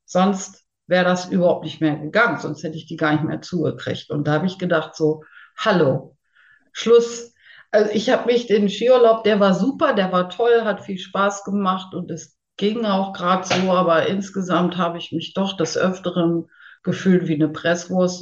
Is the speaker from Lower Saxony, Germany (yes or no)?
yes; near Hanover, Lower Saxony, Germany; ich komme aus der Nähe von Hannover, Bezen. Also ländlich, aber Hannover ist nicht weit